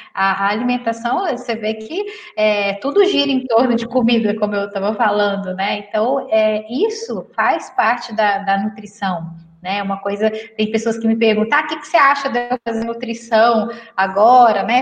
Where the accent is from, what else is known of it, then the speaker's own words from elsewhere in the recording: Minas Gerais, Brazil; eu sou mineira